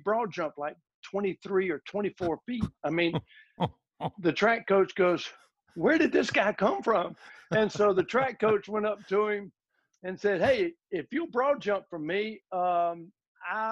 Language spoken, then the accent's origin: English; Ruston, Louisiana, United States; Louisiana Tech, which was my hometown